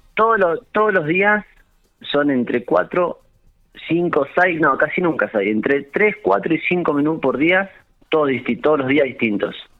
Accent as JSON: {"language": "Spanish", "town": "General Pico", "region": "La Pampa", "country": "Argentina", "tie": "born or raised there", "also_born_or_lived": "Santa Rosa / Intendente Alvear", "moved": "yes", "said": "Yo soy nacido en Pico"}